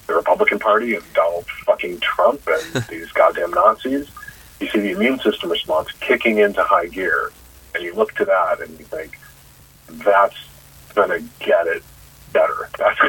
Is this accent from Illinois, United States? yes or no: yes; Chicago, Illinois, United States; moved away; the apartment I grew up in Chicago